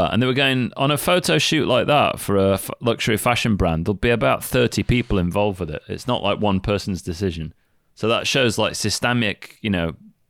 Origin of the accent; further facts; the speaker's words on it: England, United Kingdom; I'm English.